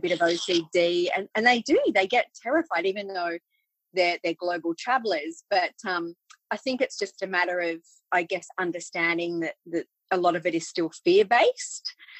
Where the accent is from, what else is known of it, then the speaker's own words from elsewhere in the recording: England, United Kingdom; moved away; So we emigrated from England back in 1982. And part of the reason why we did that was because my parents always wanted a farm.